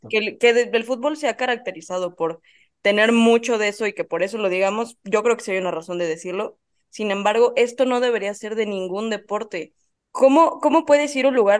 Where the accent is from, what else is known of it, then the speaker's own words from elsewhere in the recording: Mexico; como mexicana